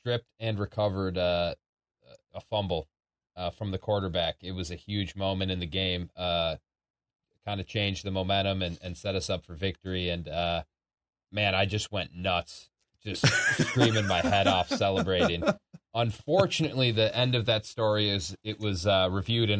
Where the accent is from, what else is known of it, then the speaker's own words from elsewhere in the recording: Minneapolis, Minnesota, United States; my hometown at the Target Center, where I've grown up and gotten to so many games over the years of the Timberwolves